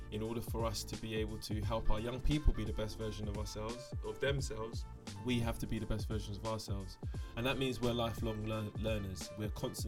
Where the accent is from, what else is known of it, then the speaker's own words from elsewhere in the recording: London, United Kingdom; I am a Londoner